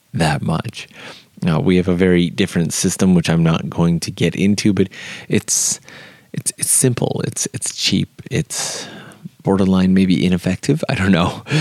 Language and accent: English; Canada; moved away as an adult; now in Japan; If you are Canadian like myself